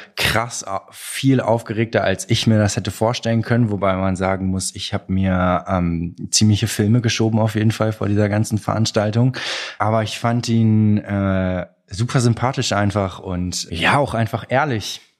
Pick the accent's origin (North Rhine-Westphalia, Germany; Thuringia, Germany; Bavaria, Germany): North Rhine-Westphalia, Germany; Troisdorf; now in Cologne, Germany; Bin in Trostorf geboren worden im Rheinland